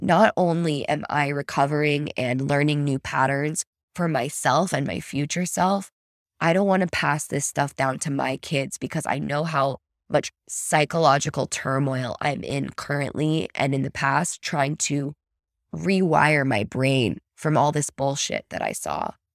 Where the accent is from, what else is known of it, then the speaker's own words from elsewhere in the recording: United States; an American, plopped into Germany